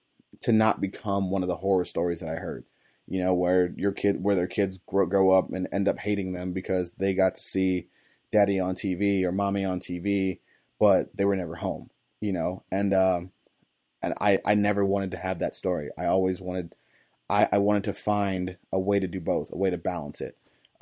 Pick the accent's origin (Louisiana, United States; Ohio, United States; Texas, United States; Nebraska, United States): Ohio, United States; East Cleveland; I grew up in East Cleveland, on the east side of Cleveland, Ohio. I grew up, you know, blue collar as they come, or even less than that, you know